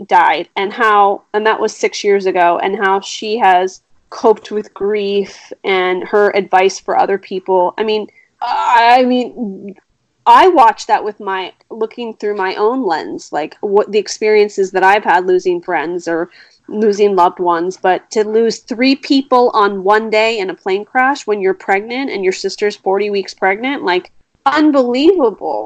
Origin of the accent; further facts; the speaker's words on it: East Coast, United States; moved away; I've lived here for a long time, but I will always be an East Coast girl. I am very East Coast